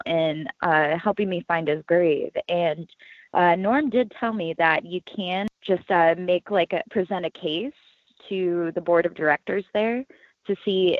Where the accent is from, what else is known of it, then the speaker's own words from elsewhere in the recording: Columbus, Ohio, United States; I was born and raised in Columbus, Ohio. I've been living here for 30 years now